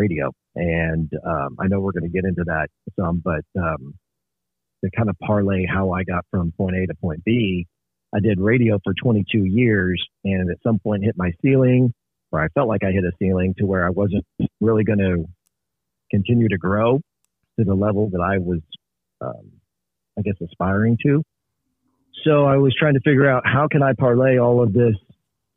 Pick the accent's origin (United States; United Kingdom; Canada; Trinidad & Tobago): United States; Northeast Kansas; I started as a young lad in Northeast Kansas